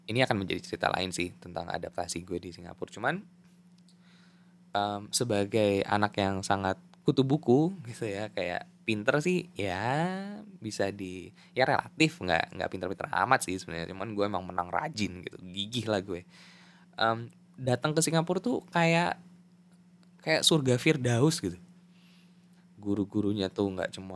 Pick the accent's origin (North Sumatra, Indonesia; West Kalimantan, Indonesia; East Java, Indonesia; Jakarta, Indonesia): Jakarta, Indonesia; gue kayak datang dari DKI Jakarta aja